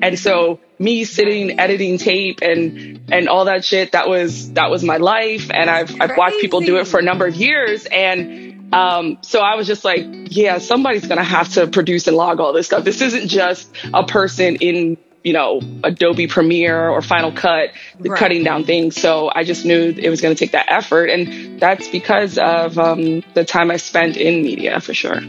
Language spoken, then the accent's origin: English; New York, United States; moved away as an adult; also born or lived in Atlanta; I was from New York